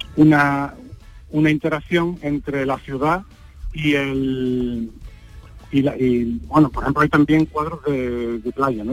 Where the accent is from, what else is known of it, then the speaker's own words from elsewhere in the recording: Seville, Andalusia, Spain; yo soy de Sevilla, lógicamente eh, la ciudad en la que nací nacido la represento